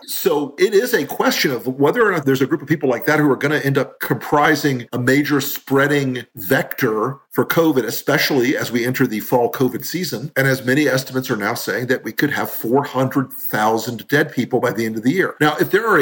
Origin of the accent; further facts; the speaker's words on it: Florida, United States; Florida, my home state